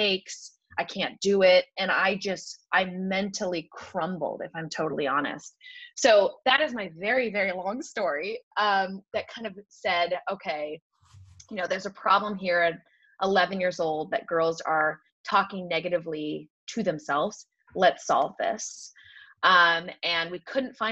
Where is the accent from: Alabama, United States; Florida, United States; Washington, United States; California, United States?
Washington, United States; Seattle; I grew up in Seattle, which... ski racing, it's not a huge sport there